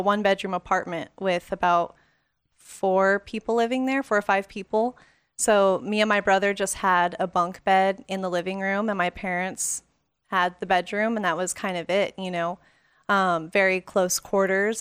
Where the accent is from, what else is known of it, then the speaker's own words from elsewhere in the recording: Las Vegas, Nevada, United States; growing up in Vegas